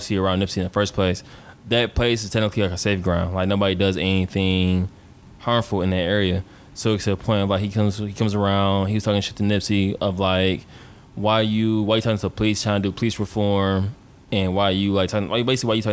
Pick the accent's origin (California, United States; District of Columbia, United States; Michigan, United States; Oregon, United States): Michigan, United States; Detroit; I'm from Detroit